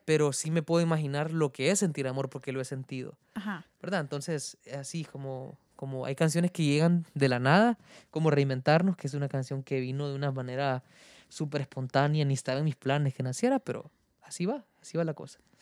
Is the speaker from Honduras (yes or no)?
yes; Honduras; soy un cantautor hondureño